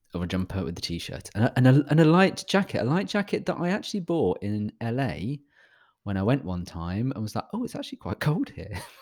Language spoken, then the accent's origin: English; United Kingdom; I'm British